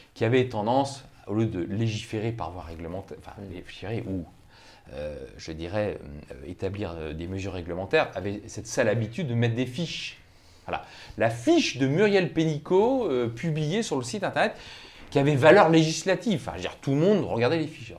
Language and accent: French; Brittany, France; je suis breton